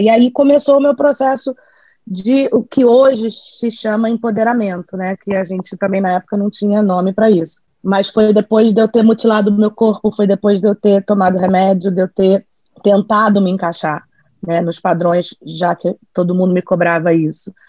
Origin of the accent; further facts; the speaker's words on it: Bahia, Brazil; also born or lived in Rio de Janeiro; Sou carioca, nascida no Rio, criada na Bahia